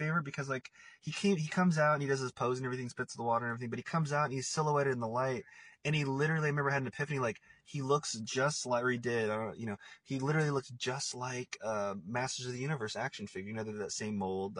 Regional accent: Portland, Oregon, United States; also born or lived in Los Angeles, California; I'm actually from Portland, and I'm here right now.

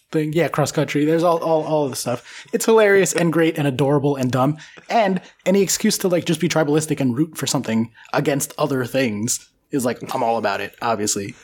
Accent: United States; the American

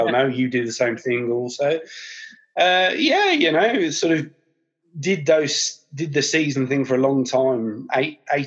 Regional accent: Birmingham, West Midlands, United Kingdom; being a Brummie

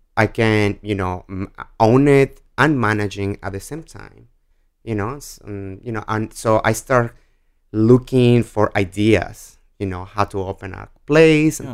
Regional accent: Guadalajara, Jalisco, Mexico; English is a second language; moved away as an adult; also born or lived in Washington, D.C. / Connecticut; now in New York City, United States; I'm born and raised in Mexico

